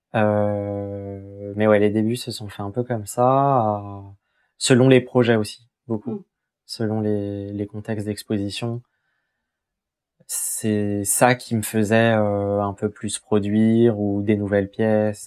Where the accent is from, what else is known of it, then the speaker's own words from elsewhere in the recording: Essonne, Île-de-France, France; je suis originaire de, d'Essonne. Euh, j'ai toujours habité, euh, du coup, euh, en banlieue sud de Paris